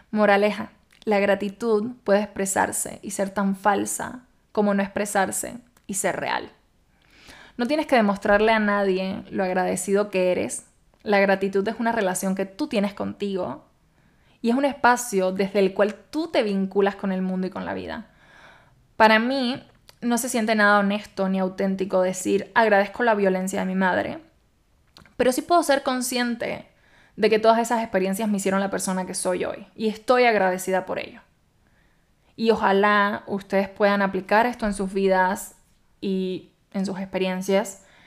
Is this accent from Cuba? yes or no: yes; Cuba; moved away as an adult; now in Mexico; en mi país la verdad no es costumbre ni cultura hacer eso